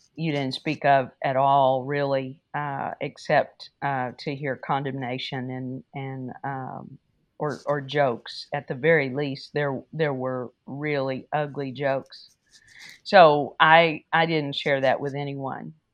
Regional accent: Wichita Falls, Texas, United States; I grew up in Wichita Falls

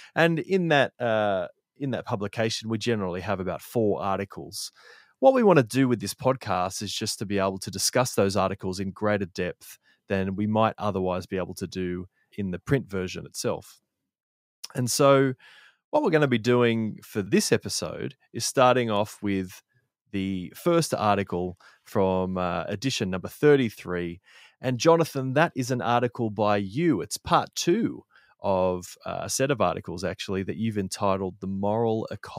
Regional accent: Sydney, New South Wales, Australia; now in Canimbla, Australia; I grew up in Sydney, Australia, but nowadays I find myself living on a farm, kind of a hobby farm type thing, in a place called Canimbla.

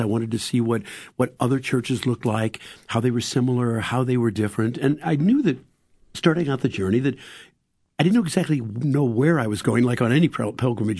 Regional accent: St. Louis, Missouri, United States; growing up in Saint Louis

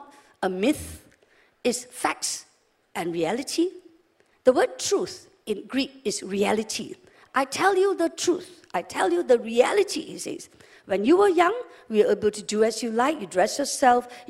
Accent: West Malaysia, Malaysia; also born or lived in England / Sabah; We're from West Malaysia

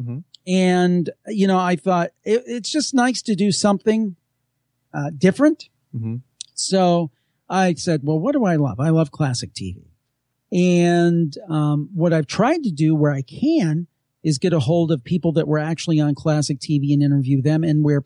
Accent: Cleveland, Ohio, United States; I'm from Cleveland

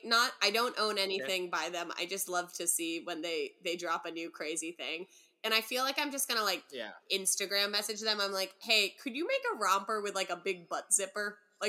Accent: Northern California, United States; as a Californian, you don't grow up usually with AC if you're from Northern California.

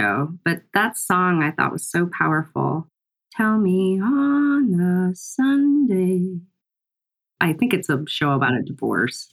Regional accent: Ankeny, Iowa, United States; also born or lived in Lincoln, Nebraska; we moved to Ankeny, Iowa, just north of Des Moines. And that's where I grew up

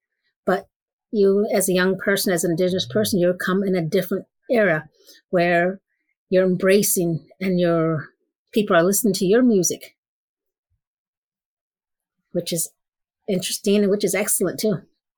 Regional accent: Southwest, United States; because I grew up in the Southwest

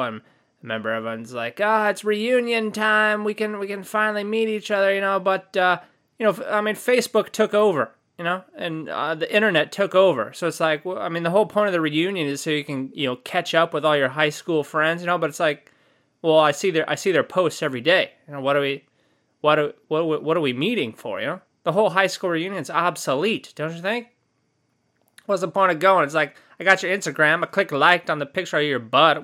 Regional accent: California, United States; I'm from California

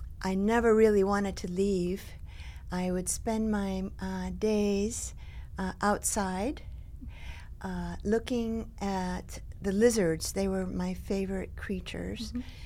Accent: Miami, Florida, United States; first language Spanish; English is a second language; also born or lived in Havana, Cuba / Boston; my family came to the United States in 1958. I was 8 years old. I grew up in Miami. In Miami, there's a large Cuban community still today. Mm-hmm. So I spoke Spanish at home

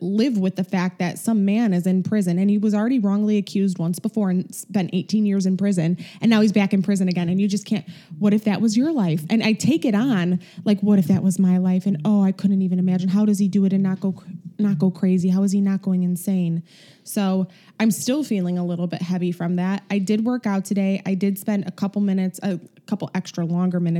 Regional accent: Chicago, Illinois, United States; accent: Chicago; my Chicago accent

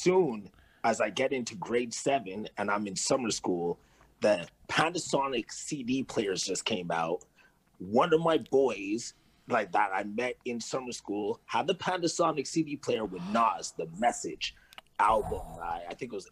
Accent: Kirkland, Quebec, Canada; also born or lived in Celeron; in grade 5, I moved to Kirkland.

